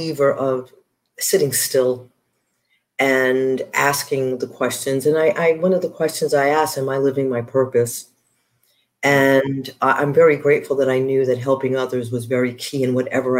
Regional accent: New York City, New York, United States; moved away as an adult; also born or lived in Honduras / South Bend, Indiana; I am a native New Yorker

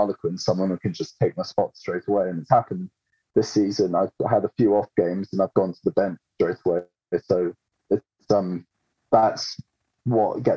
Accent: England, United Kingdom; accent: English; also born or lived in Australia; I've lived here since I was five, and I've got that accent.

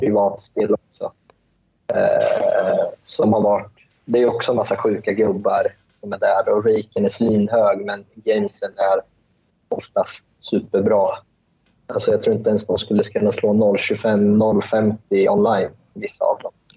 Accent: Sweden; moved away as an adult; now in Malaysia; Jag är ju, jag är ju född i Sverige, men jag är ju uppväxt eh, och uppväxt i Sverige

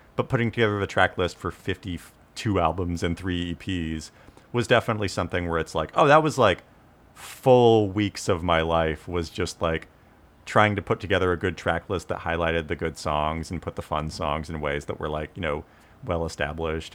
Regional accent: Tulalip Reservation, Washington, United States; now in California, United States; I'm Native American, I grew up on the Tulip Reservation

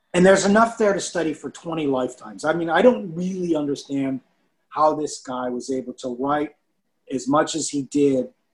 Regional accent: Chicago, Illinois, United States; I grew up in Chicago

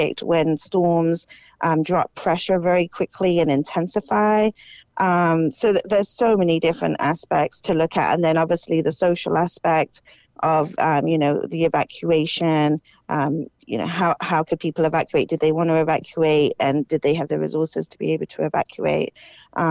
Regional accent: United Kingdom; moved away as an adult; now in Florida, United States; I grew up in the United Kingdom

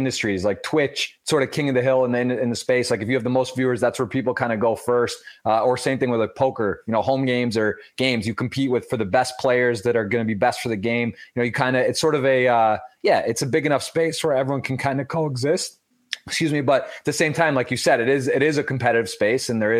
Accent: Detroit, or Ann Arbor, Michigan, United States; moved away; I'm actually originally from Detroit, or Ann Arbor, Michigan

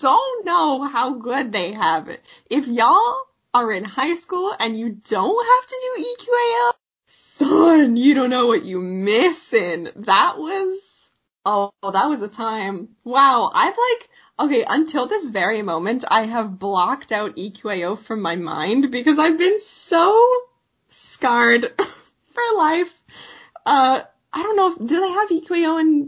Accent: Canada; We're Canadian

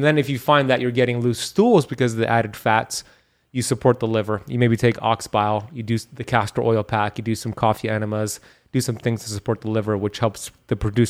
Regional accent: Miami, Florida, United States; I'm from Miami and I'm heat adapted.

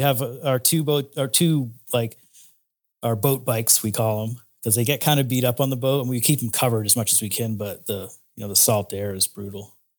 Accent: Cape Cod, Massachusetts, United States; moved away as an adult; also born or lived in Florida; I'm originally from Cape Cod, Massachusetts

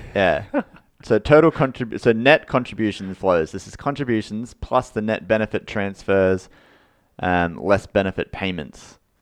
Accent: Australia; we're Australian

